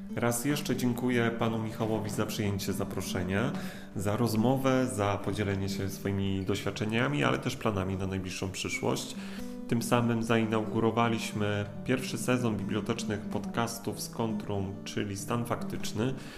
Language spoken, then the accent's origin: Polish; Gdańsk, Pomeranian Voivodeship, Poland; now in Radom, Poland; czuję się również gdańszczaninem Jakulinami, jestem Kaszubą